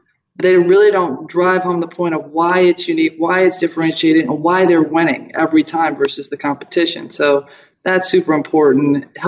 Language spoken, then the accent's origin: English; Toledo, Ohio, United States; born there; So, hey, I was born in Toledo, Ohio, Buckeye State.